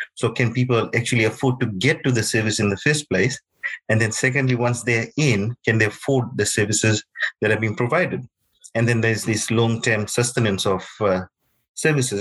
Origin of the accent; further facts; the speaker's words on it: Fiji; moved away; I'm from Fiji.